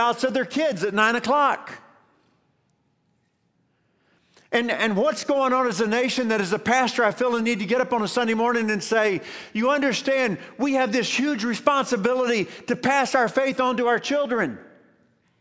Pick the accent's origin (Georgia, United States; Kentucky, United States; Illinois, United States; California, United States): Kentucky, United States; Columbia; I was born in Columbia, Kentucky